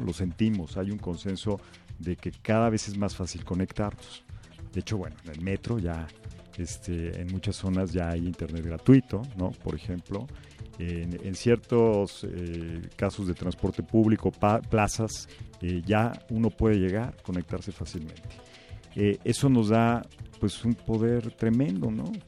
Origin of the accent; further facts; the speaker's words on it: Mexico; en México ya somos cada vez más los que estamos eh, usando las tecnologías